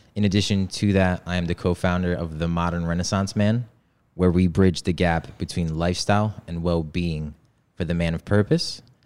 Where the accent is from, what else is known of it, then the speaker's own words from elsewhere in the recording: Poland; now in United States; I was born in, born and raised in Poland in a village